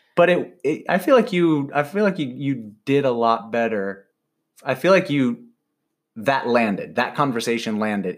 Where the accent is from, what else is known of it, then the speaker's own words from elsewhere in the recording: Michigan, United States; now in Carlsbad, United States; growing up in Michigan